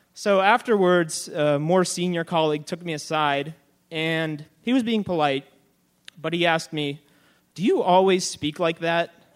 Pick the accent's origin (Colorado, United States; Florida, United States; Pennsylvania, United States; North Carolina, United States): Pennsylvania, United States; Pittsburgh; I had been living geographically in the same place I'd been my entire life. Everyone sounded exactly the same as I did, and now I was in this entire new world where I sounded different, although I was still essentially in my hometown.